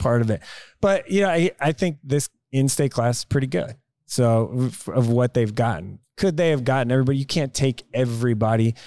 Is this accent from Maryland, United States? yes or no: no; Tulsa, Oklahoma, United States; I grew up in Tulsa, Oklahoma.